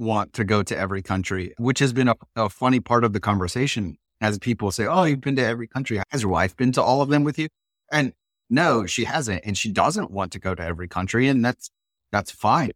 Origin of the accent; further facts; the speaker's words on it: Ohio, United States; also born or lived in Germany; Growing up in Ohio